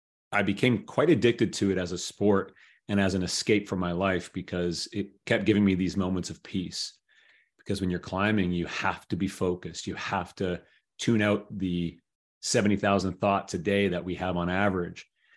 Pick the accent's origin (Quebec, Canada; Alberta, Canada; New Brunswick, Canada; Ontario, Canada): Ontario, Canada; Toronto; living in the city center that I grew up in Toronto.